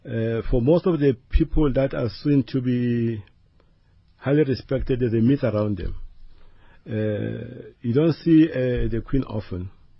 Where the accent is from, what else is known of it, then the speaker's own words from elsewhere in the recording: Alexandra, Gauteng, South Africa; So, where I grew up in Alexandra Township, you know, if you go there and ask my history, there are a lot of gangsters in Alexandra.